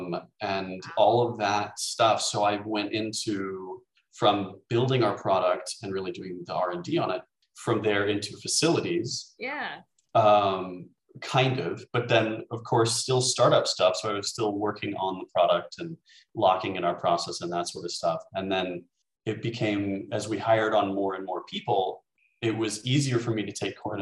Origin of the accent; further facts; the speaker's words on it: Texas, United States; moved away as an adult; also born or lived in Virginia; now in Berlin, Germany; I'm a Texan by born and raised, and I stayed there for university as well